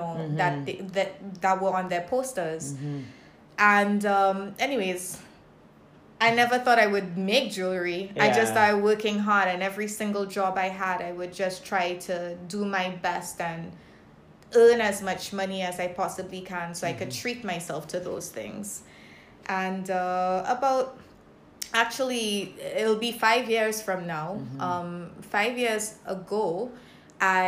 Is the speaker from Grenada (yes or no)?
yes; Grenada; also born or lived in Saint Lucia; now in Barbados; I was born in St. Lucia. But spent most of my life in Grenada. And now I'm here in beautiful Barbados